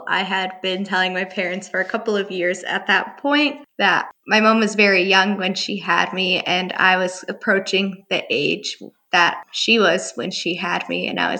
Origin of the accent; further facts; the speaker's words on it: Milwaukee, Wisconsin, United States; also born or lived in Bulgaria / New Haven, Connecticut; I'm born in Bulgaria, but raised in Milwaukee. And so I come from a family of half Bulgarian, half Turkish parents, both of them. And I identify myself as first gen, being an immigrant